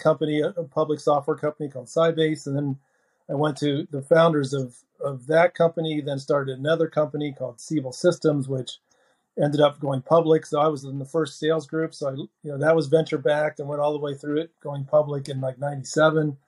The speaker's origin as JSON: {"language": "English", "town": "Dayton", "region": "Ohio", "country": "United States", "tie": "born or raised there", "also_born_or_lived": "Silicon Valley, California", "moved": "as an adult", "lives_now": "Cincinnati, United States", "said": "I grew up in Dayton"}